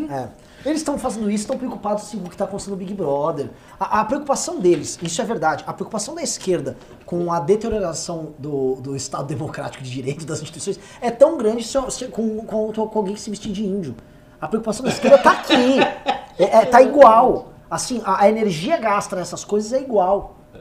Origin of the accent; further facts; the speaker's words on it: São Paulo, Brazil; eu não sou natural de Vinhedo, sou de São Paulo